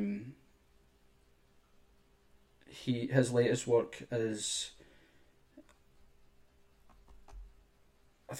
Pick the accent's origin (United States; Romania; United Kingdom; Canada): United Kingdom; Scotland; I'm from Scotland